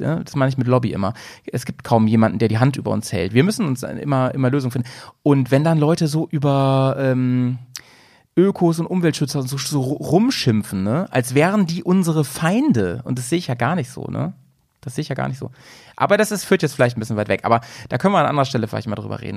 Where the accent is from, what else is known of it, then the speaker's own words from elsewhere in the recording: Lower Saxony, Germany; now in Bremen, Germany; in meiner alten Heimat. Ich komme ja eigentlich aus Niedersachsen